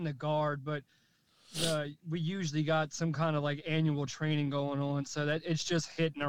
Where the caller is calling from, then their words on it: New Orleans, Louisiana, United States; I'm calling from New Orleans.